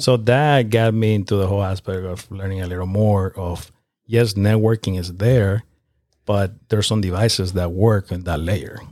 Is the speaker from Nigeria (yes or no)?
no; Nicaragua; now in North Carolina, United States; I'm from Nicaragua, which is located in Central America